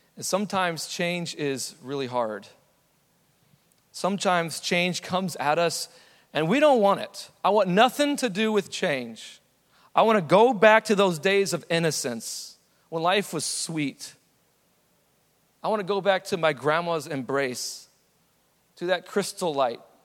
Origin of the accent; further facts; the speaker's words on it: San Antonio, Texas, United States; I was born in San Antonio.